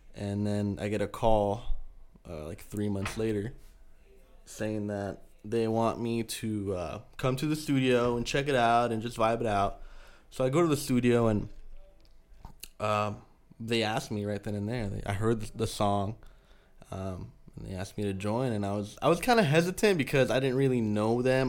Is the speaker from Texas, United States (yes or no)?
no; San Diego, California, United States; first language Spanish; English is a second language; I'm from San Diego